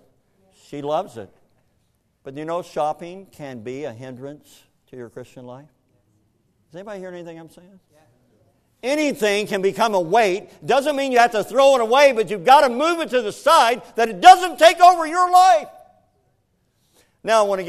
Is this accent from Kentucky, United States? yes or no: yes; Kentucky, United States; I grew up in Kentucky, and in Kentucky, we don't have any beaches around us